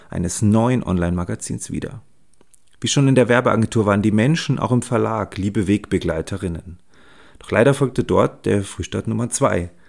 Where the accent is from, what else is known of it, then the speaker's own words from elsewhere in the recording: Munich, Bavaria, Germany; ich bin 45 Jahre alt und lebe in München. Und ja, ich bin ein Münchner Kindl mit Regenbogenflagge.